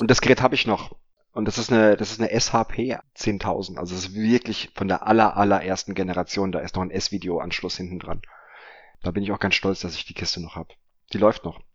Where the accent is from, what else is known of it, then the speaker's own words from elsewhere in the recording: Offenbach am Main, Hesse, Germany; meiner Heimatstadt in Offenbach